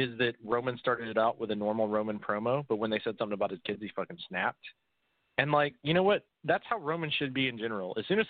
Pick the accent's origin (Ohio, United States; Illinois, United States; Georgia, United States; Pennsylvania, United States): Georgia, United States; Gainesville; My hometown.